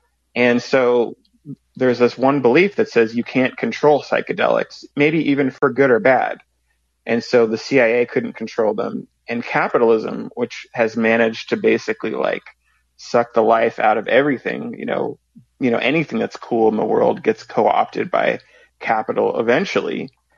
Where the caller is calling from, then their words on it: Washington, United States; I'm calling from the state of Washington.